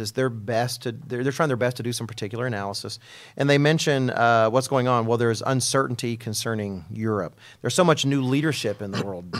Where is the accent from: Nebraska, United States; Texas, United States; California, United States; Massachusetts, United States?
Texas, United States; speaking as an American and a Texan